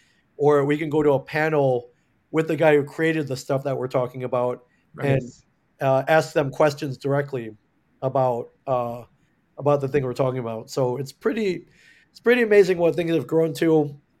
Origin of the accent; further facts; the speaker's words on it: Michigan, United States; also born or lived in Indiana; So, but I grew up mainly in the Midwest, Michigan, Indiana, and ended up going to school, University of Michigan in Ann Arbor.